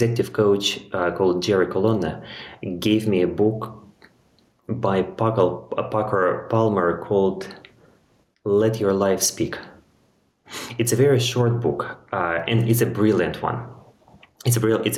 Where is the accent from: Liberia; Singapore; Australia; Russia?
Russia; moved away as an adult; also born or lived in London, United Kingdom; now in Portugal; as a child growing up in Russia